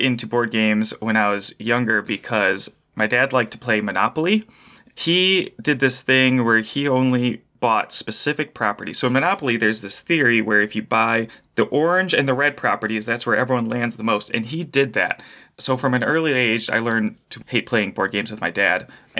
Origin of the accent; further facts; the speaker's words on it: Phoenix, Arizona, United States; Phoenix, Arizona, land of the desert.